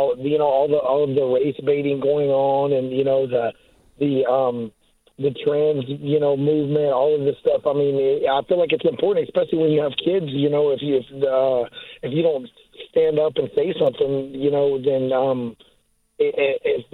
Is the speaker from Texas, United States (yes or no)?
yes; Texas, United States; I'm from Texas. I grew up, you know, a small country town kid from Texas